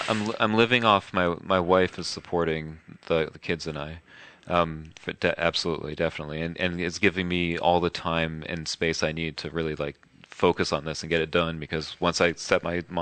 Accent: New York, United States; I'm a New Yorker. I'm born so I'm very honest

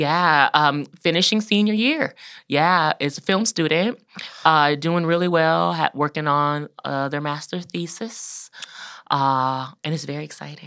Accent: Georgia, United States; born or raised there; moved away as an adult; now in Columbus, United States

